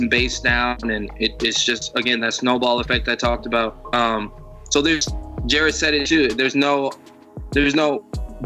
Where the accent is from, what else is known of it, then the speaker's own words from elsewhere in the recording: Chicago, Illinois, United States; I'm from Chicago.